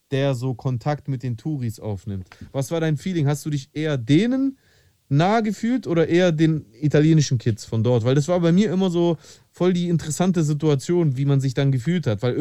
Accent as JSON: {"language": "German", "country": "Greece", "tie": "born or raised there", "said": "da beziehe ich mich jetzt auch wieder auf meine Kindheit in Griechenland."}